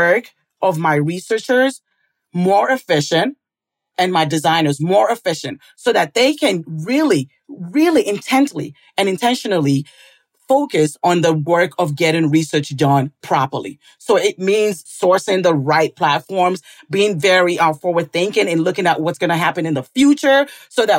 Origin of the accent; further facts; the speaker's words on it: St. Paul, Minnesota, United States; I was born here in St. Paul, Minnesota